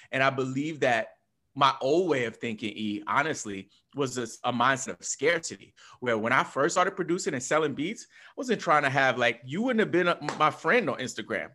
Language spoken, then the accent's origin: English; New York, United States; me as a New Yorker